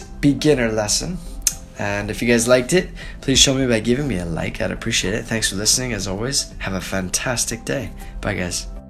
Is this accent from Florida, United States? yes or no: no; Portland, Oregon, United States; moved away as an adult; now in Dalian, China; I'm from Portland, Oregon